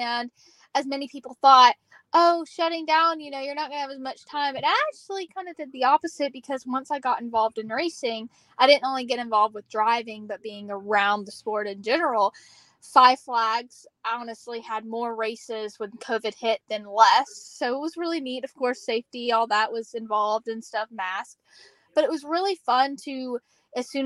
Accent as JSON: {"language": "English", "town": "Hampton", "region": "Georgia", "country": "United States", "tie": "born or raised there", "said": "I'm from Georgia. I'm local to the Griffin area in Hampton"}